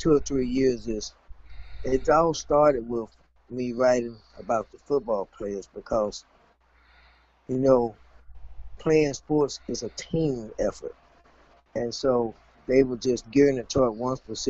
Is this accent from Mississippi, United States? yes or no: yes; Mississippi, United States; I'm currently retired, and I'm from Mississippi